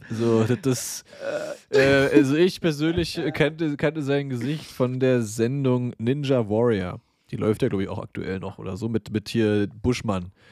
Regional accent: East Germany, Germany; ich komme aus dem Osten, der weiß, Brücken bauen geht.

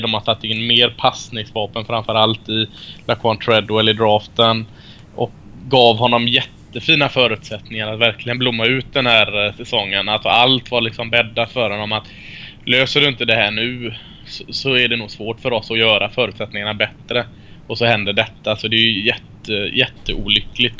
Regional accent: Sweden; Jag är från Sverige.

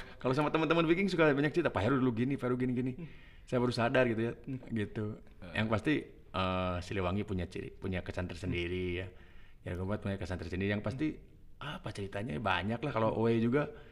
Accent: Bandung, West Java, Indonesia; Kampung saya dekat sama Stadion Persib

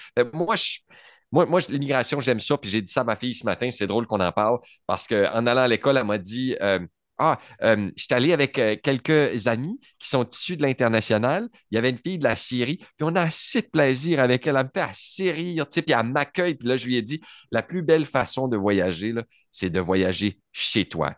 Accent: Canada

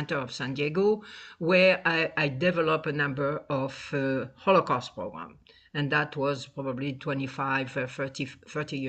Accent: Tunisia; moved away as an adult; also born or lived in France; now in United States; I was born in Tunisia, grew up over there, a traditional religious family.

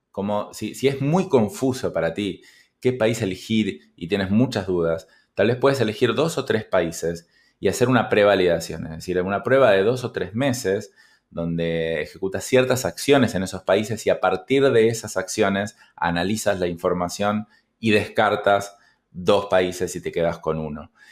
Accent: Argentina; en mi país, Argentina

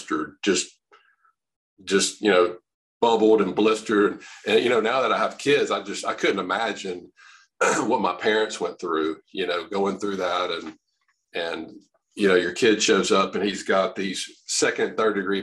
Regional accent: Louisiana, United States; I'm from Louisiana, born and raised, practice here

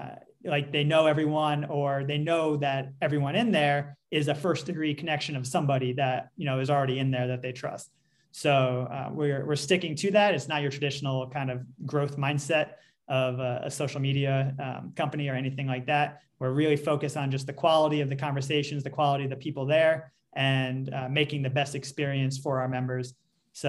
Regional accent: New York, United States; Well, I'm coming from New York, which is a pretty, you know, liberal place, and people are somewhat open about this.

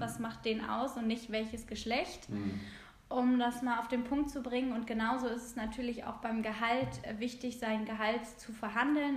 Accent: Hamburg, Germany; bin aus Hamburg

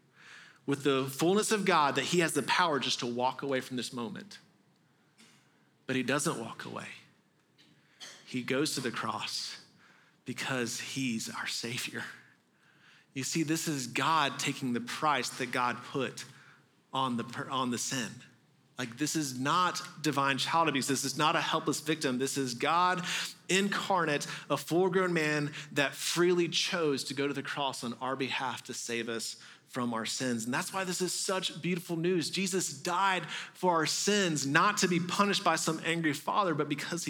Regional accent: Texas, United States; moved away; I grew up mostly in Texas

